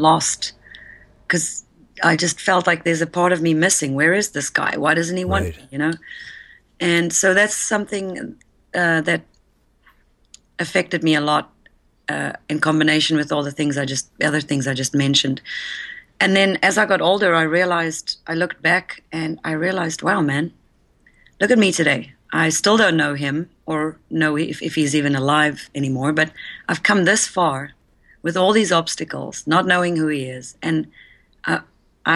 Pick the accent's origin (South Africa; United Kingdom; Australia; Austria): South Africa; moved away; I was born and raised in South Africa